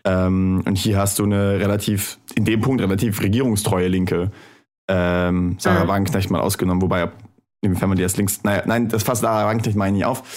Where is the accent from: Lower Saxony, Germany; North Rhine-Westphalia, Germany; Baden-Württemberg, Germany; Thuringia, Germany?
Thuringia, Germany; moved away; in meiner Heimatstadt in Thüringen. Ähm, ich war Jahre nachdem ich weggezogen bin nochmal da.